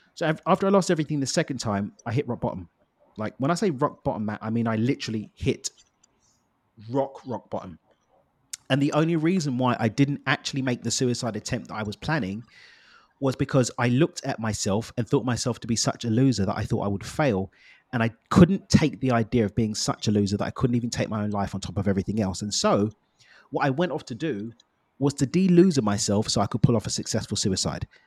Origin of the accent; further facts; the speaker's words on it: London, United Kingdom; now in Cabo, Mexico; I born and raised in East London in the UK.